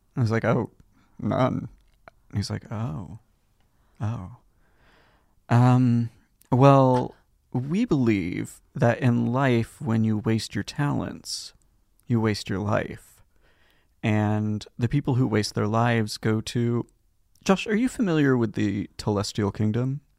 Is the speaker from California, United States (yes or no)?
yes; Los Gatos, California, United States; also born or lived in Hollister, California / Saratoga, California; I was born in Los Gatos, California